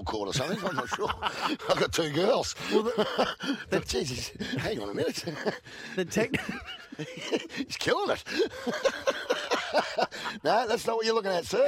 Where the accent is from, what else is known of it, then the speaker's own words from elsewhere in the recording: Swan Hill, Victoria, Australia; I'm from Swan Hill